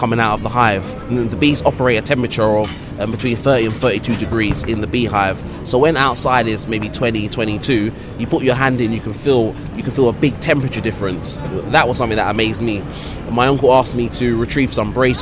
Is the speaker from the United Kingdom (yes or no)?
yes; London, United Kingdom; growing up in Hackney in London.